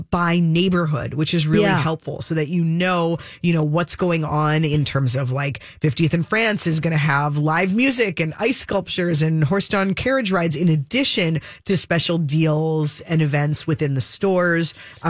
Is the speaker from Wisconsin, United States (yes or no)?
no; Minnesota, United States; I guess I'm a Minnesotan